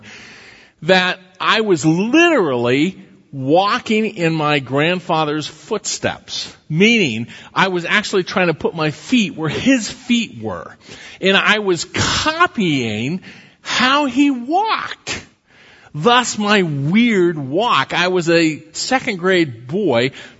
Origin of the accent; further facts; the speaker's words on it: Iowa, United States; when I was a grade school kid, growing up in Iowa